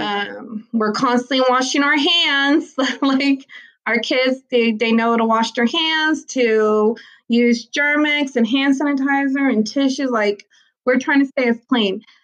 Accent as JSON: {"language": "English", "town": "Galveston", "region": "Texas", "country": "United States", "tie": "born or raised there", "said": "I was raised in Galveston. Like, I went to Ball High, class hey. of 2000. Like, like I love my island and I love Galveston"}